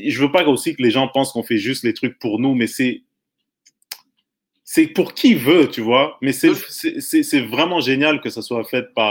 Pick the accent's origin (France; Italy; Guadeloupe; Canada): Canada; Quebec; on est francophone, on est québécois, mais la pire erreur qu'on puisse faire, c'est de rester à Montréal.